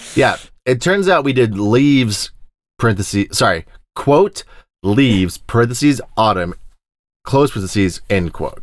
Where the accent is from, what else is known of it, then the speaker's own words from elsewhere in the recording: Plains part of Texas, United States; I'm from the Plains deserty part of Texas